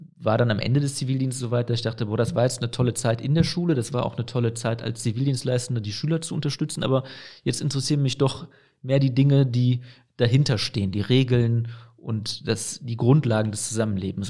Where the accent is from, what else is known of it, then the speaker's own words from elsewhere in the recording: Aachen, North Rhine-Westphalia, Germany; Ich bin ja in Aachen-Burtscheid aufgewachsen, ich bin nicht in Herzogenrath aufgewachsen